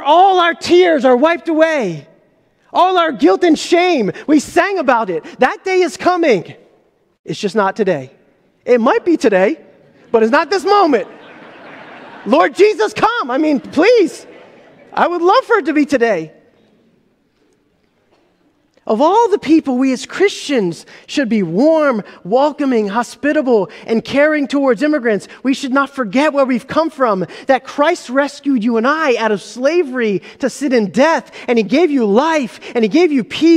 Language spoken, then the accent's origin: English; United States; my mom and dad moved from Egypt to start a new life in America, and I am incredibly grateful to the sacrifices my mom and dad made to allow me to be born here or live in this country. I am an American